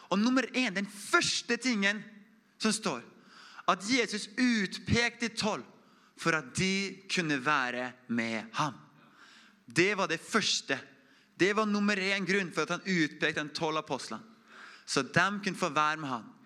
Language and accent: Norwegian; Oppdal, Trøndelag, Norway; Jeg er fra Oppdal, samme som, som Inge. Inge er sånn ordentlig oppdaling. Jeg er sånn halvt oppdaling. Jeg fikk kommentar tidligere her at det høres jo ikke ut som en oppdaling her. Så jeg prøver å holde dialekta litt på plass.